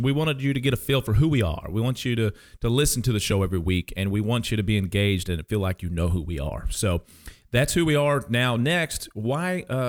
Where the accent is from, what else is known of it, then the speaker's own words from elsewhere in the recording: Kansas, United States; I am originally from Kansas, so don't hold this against me, but I am a Jayhawks fan, okay?